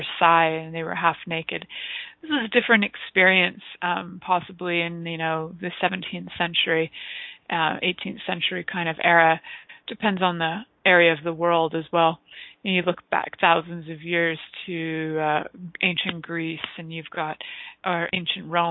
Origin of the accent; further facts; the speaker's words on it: Canada; we get to call ourselves here in Canada Serbian Canadians